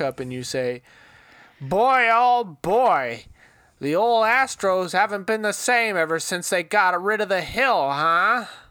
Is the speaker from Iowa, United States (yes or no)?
yes; Iowa, United States; I'm from Iowa